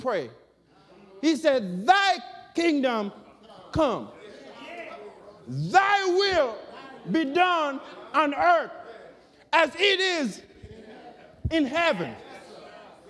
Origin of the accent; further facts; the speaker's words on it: Jamaica; now in United States; me born, growing up in Jamaica and come to the U.S.